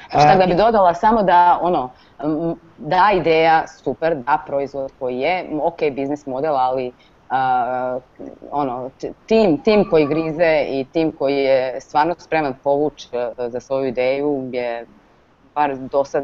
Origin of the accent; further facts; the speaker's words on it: Croatia; kod nas u Hrvatskoj